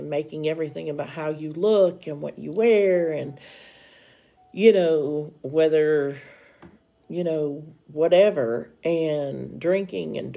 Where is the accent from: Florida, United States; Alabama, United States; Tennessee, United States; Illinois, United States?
Tennessee, United States; now in Oklahoma, United States; we are originally from Tennessee. We are now in Oklahoma.